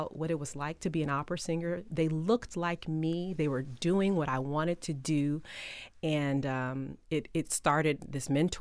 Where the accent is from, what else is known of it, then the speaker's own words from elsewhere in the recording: Detroit, Michigan, United States; I'm from Detroit